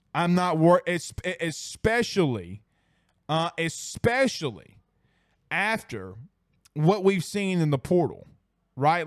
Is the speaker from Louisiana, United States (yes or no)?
yes; Franklinton, Louisiana, United States; I'm from Franklinton